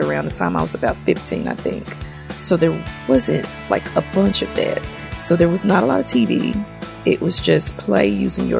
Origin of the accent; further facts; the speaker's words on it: Memphis, Tennessee, United States; I'm from Memphis, born and raised